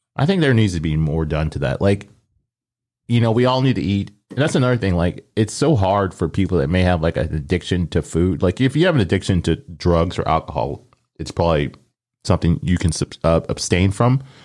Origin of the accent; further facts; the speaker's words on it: Omaha, Nebraska, United States; growing up, I always said pop 'cause I grew up in Omaha.